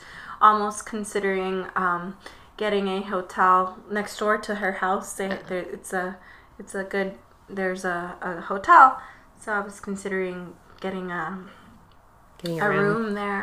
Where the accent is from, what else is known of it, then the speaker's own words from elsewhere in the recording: Michoacán, Mexico; moved away; my hometown where I was born. In Michoacan